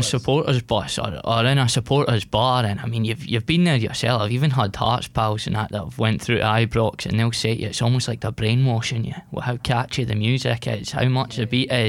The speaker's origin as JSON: {"language": "English", "town": "Edinburgh", "region": "Scotland", "country": "United Kingdom", "also_born_or_lived": "West Lothian", "said": "I'm from West Edinburgh myself, but my family's a lot from West Lothian. And actually a bit of a different story, because, I mean, half my family is Catholic, but, you know, my dad's side, they're all Rangers fans"}